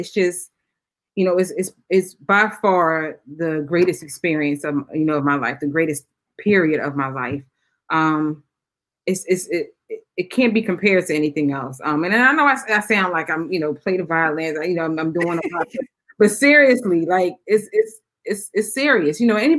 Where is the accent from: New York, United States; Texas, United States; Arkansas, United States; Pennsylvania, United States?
Pennsylvania, United States; Philadelphia; So, I grew up in Philly, born and raised. Interestingly, I was born in a Muslim household. My dad was Muslim. Raised for the early part of my life, Muslim.